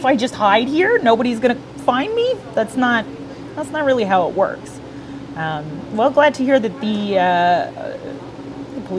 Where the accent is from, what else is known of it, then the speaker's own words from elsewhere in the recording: Welland, Ontario, Canada; As a native to the city of Welland, I was born in Welland. I was raised in Welland.